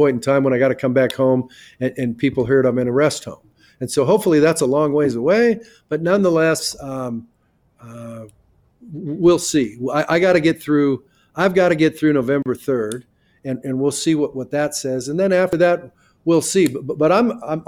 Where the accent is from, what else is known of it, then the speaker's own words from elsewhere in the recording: Carson City, Nevada, United States; moved away; I'm a guy from Carson City, Nevada